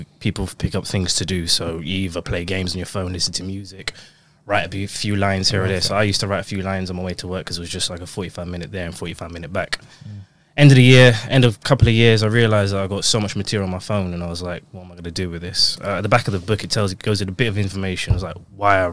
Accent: London, United Kingdom; I'm a Londoner

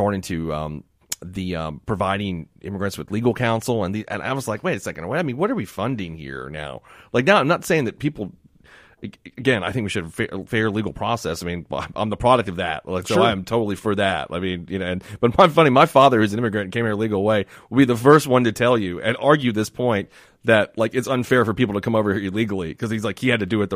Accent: Miami, Florida, United States; now in Mississippi, United States; I grew up in Miami

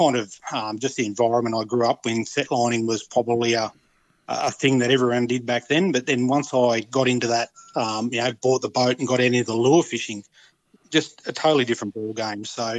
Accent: Wagga Wagga, New South Wales, Australia; moved away as an adult; also born or lived in Port Macquarie / Cairns; I grew up in the Wagga area, fishing places like Blowering Dam, the Murrumbidgee River and Mulwala.

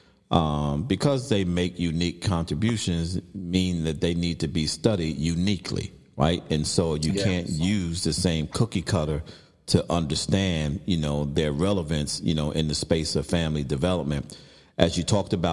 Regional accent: New York City, New York, United States; I was growing up in Brooklyn

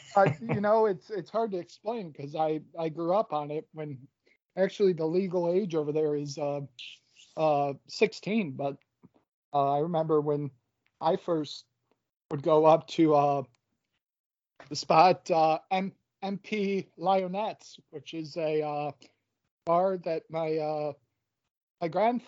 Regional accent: Achill, Connacht, Ireland; born there; Little background, I was born in Achill, Mayo, Republic of Ireland, and … is Americanized.

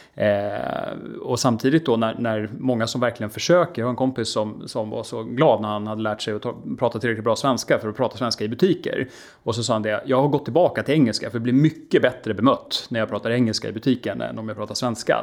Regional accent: Sweden

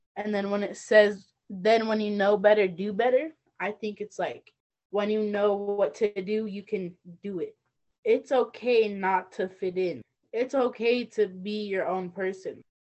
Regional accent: Northern Arapaho, Wyoming, United States; I come from the Northern Arapaho tribe.

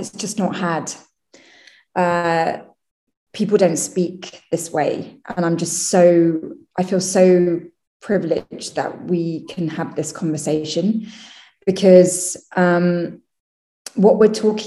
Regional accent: London, United Kingdom; I was born in London and raised in the UK

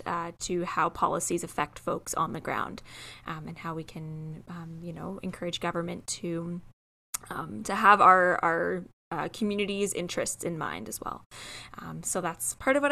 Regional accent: Waterloo Region, Ontario, Canada; I was born and raised in Waterloo region, and I am a white woman.

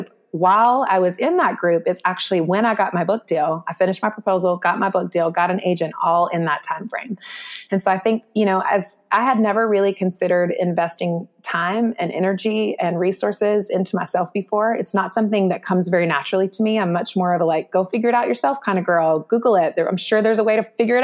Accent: North Carolina, United States; in my home state of North Carolina when I was a little girl.

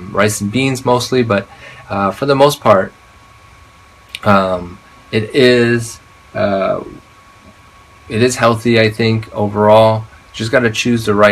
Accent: Chicago, Illinois, United States; I'm from Chicago

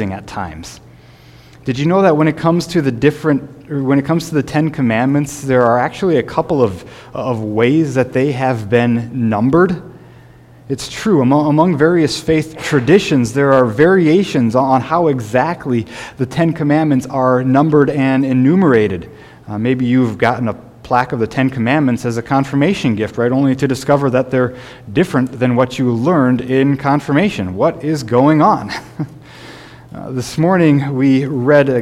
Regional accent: Sioux Falls, South Dakota, United States; when I was growing up in Sioux Falls

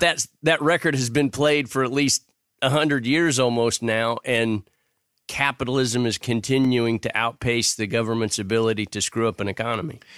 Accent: Houston, Texas, United States; born or raised there

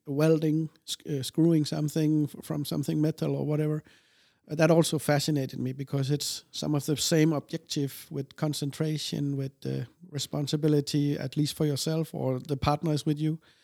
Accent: Denmark; also born or lived in Odense, Denmark; we moved to another place of Denmark in the south. And, um, I lived there my whole young life until I was eighteen, nineteen

